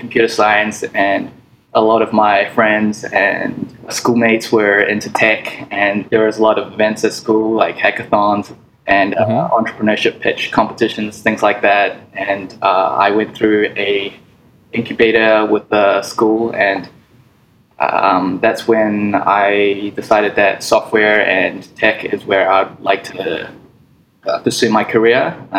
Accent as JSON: {"language": "English", "country": "New Zealand", "tie": "born or raised there", "lives_now": "Hong Kong", "said": "Yeah, some of my family's still there, but they're all over the place right now. So, but I'm based in Hong Kong."}